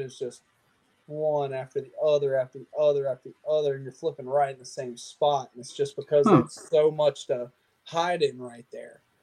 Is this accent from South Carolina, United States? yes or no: yes; Lake Murray, South Carolina, United States; Lake Murray has a ton of grass in it, right in my hometown